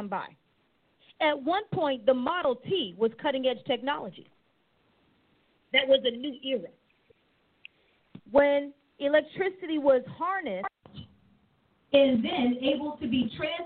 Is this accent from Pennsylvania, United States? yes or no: yes; East Coast, Pennsylvania, United States; moved away; also born or lived in Oklahoma; When I grew up on the East Coast, central air was a privilege in your home. And then I moved to Oklahoma